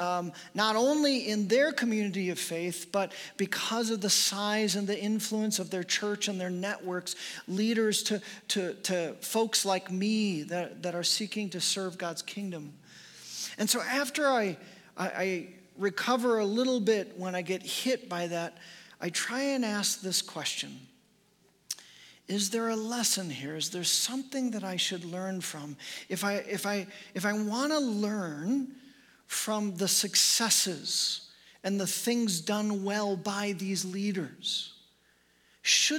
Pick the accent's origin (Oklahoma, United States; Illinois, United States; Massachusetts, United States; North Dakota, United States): Illinois, United States; Chicago; moved away; I am from Chicago, was born and raised in the suburbs of Chicago